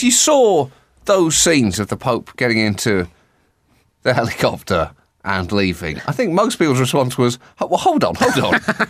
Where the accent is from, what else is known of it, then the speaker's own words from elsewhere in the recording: United Kingdom; Because as a British person